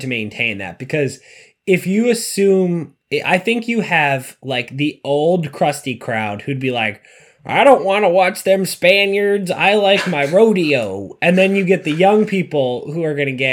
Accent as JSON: {"language": "English", "town": "Boston", "region": "Massachusetts", "country": "United States", "also_born_or_lived": "Midwest", "moved": "as an adult", "said": "I'm from the Boston area and then went to school in the Midwest"}